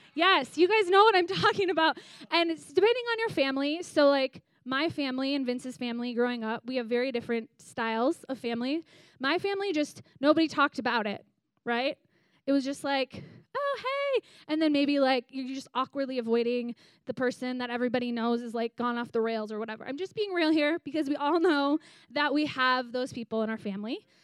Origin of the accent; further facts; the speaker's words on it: Green Bay, Wisconsin, United States; I grew up in Green Bay, Wisconsin